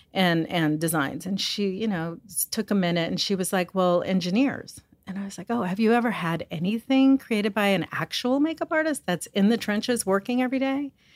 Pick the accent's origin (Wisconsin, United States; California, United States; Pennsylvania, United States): California, United States; Los Angeles; I'm a makeup artist. I'm from Hollywood, California.